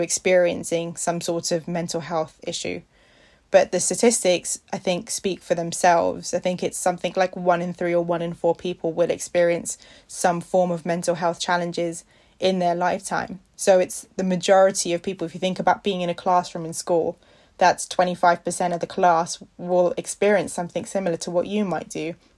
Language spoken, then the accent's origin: English; India; I'm an Indian